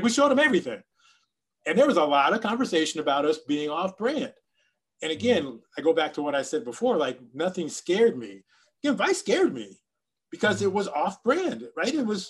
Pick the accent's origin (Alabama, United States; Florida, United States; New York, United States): Florida, United States; Miami